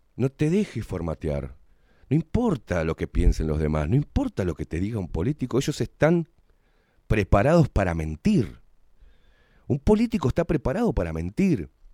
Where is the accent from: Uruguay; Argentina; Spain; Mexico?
Uruguay; somos todos los uruguayos de a pie